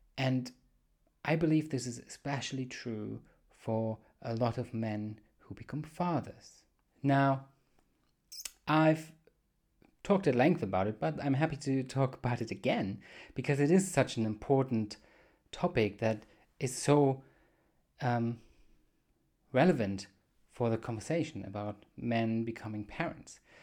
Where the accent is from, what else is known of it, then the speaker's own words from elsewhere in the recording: Germany; accent: weird accent; I'm from Germany